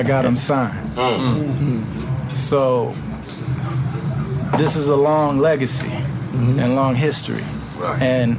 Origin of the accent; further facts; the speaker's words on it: Louisiana, United States; now in Chicago, United States; when I moved back to Chicago, because I grew up here in Southeast Louisiana, when I came back